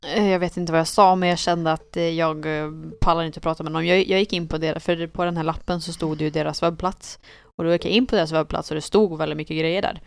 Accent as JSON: {"language": "Swedish", "country": "Sweden", "said": "vi var från Sverige"}